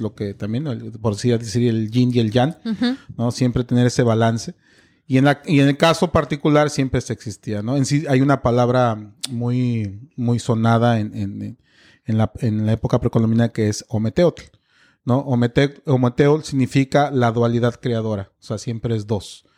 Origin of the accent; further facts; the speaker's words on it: Mexico; soy mexicano